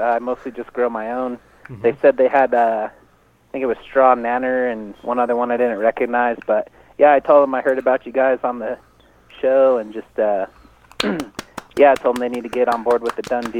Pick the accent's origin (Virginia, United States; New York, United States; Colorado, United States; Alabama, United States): Colorado, United States; Denver; Yeah, I'm from Denver, born, raised, grow in Denver.